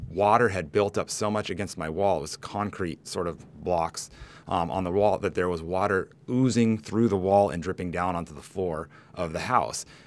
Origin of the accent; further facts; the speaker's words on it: Humboldt, California, United States; also born or lived in Nicaragua; a native to California, you know, kinda, I grew up in Humboldt where there are a ton of earthquakes